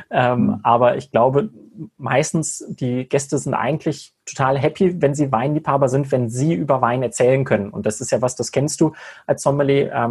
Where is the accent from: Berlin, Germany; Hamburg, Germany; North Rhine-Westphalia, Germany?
North Rhine-Westphalia, Germany; Cologne; Ich habe mit 17 meine Hotelfachlehre in meiner Heimat in Köln begonnen